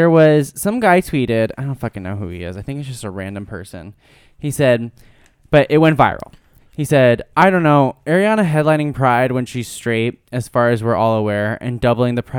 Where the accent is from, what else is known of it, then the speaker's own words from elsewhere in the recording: New Jersey, United States; I'm from Jersey